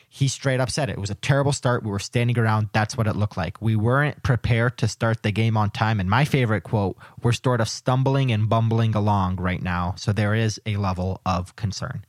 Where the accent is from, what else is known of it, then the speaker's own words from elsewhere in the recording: Canada; I am Canadian